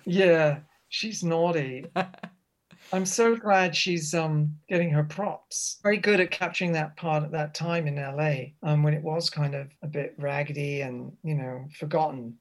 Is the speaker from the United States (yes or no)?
no; Reading, South East England, United Kingdom; I grew up in Reading